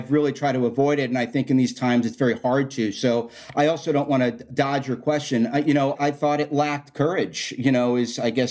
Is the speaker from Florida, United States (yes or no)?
yes; Florida, United States; also born or lived in New York; I was born in New York, but I grew up down in Florida